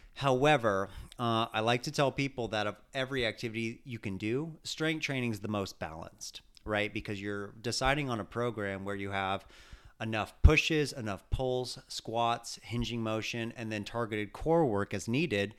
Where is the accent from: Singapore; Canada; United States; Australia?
United States; California; growing up in California